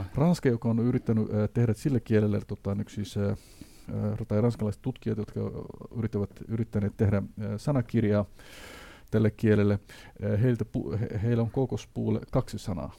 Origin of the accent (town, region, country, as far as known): Somalia; Finnish is a second language; now in Finland